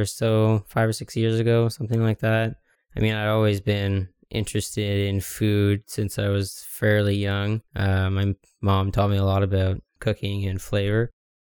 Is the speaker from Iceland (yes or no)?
no; Ottawa, Ontario, Canada; I was born and raised here in Ottawa, Ontario